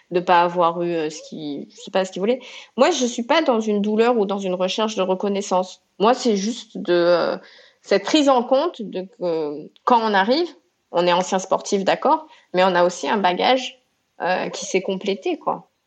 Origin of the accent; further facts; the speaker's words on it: Réunion, France; now in Marseille, France; quand on est réunionnaise, on arrive à, Marseille dans les années 90